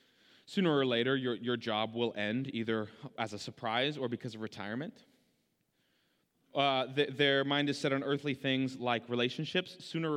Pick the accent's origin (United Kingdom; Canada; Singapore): Canada; born there; I was born in Canada, so I was, or still, maybe still am, a Canadian and American citizen.